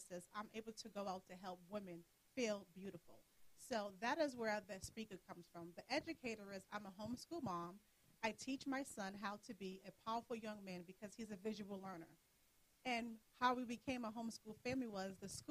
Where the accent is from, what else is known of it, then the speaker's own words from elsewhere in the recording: Providence, Rhode Island, United States; I am from Providence, Rhode Island